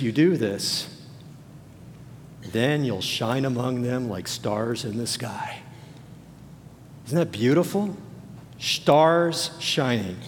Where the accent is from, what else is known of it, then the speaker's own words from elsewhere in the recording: Los Angeles, California, United States; I grew up in the Los Angeles area.